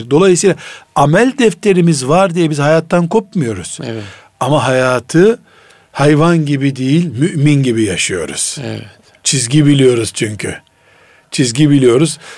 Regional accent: Black Sea Region, Turkey; accent: Karadeniz dialect; Bizim Karadeniz lehçesinde

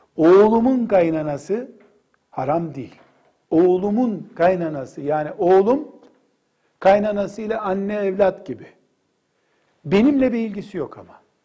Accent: Black Sea Region, Turkey

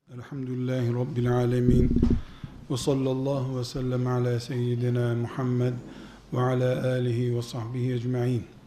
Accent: Turkey

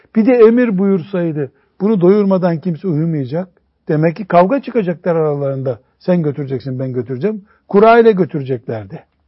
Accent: Black Sea Region, Turkey; bizim Karadeniz'de dolaylık deniyor ona.

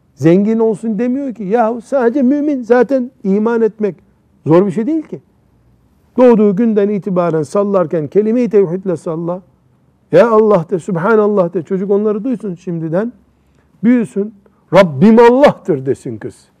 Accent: Black Sea Region, Turkey; Bizim Karadeniz'de

